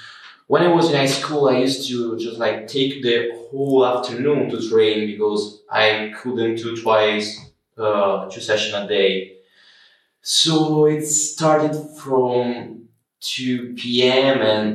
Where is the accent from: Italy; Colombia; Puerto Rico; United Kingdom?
Italy